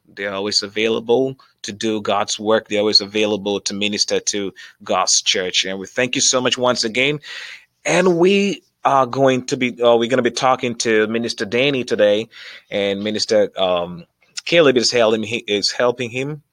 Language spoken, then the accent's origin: English; Ghana; now in Columbus, United States; our background is from Africa. We're from Ghana